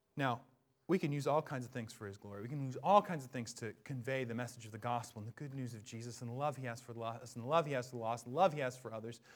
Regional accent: Bellingham, Washington, United States; I grew up in Bellingham, Washington

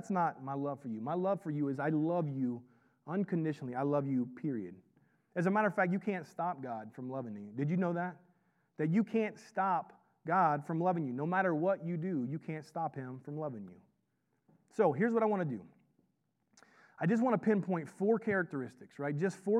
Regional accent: the South, United States; I grew up in the South, and I just make stuff up.

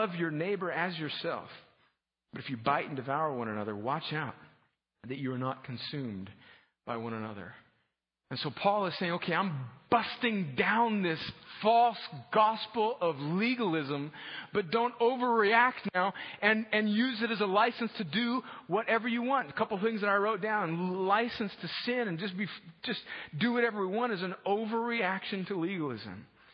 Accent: opposite Mexicali, California-Mexico border, United States; also born or lived in Los Angeles, California; I was born in Los Angeles, but when I was a young child, my parents moved down right on the Mexican border.

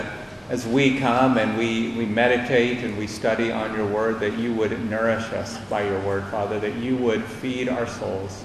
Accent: United States; moved away; my time and growing up in the United States

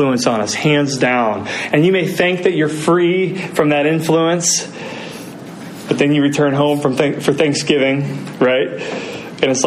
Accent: Muncie, Indiana, United States; moved away as an adult; I return to my hometown and visit my family in Muncie, Indiana

